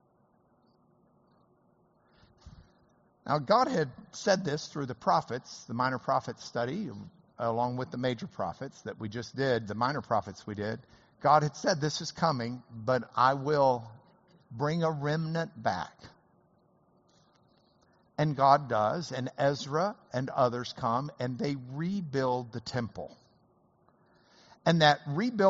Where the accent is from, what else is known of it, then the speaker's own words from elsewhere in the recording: Lubbock, Texas, United States; I'm from Lubbock